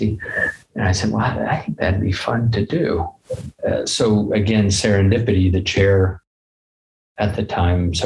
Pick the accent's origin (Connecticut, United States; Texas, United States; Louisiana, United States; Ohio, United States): Ohio, United States; moved away as an adult; also born or lived in Chapel Hill, North Carolina; now in Utah, United States; I grew up in Ohio in a small town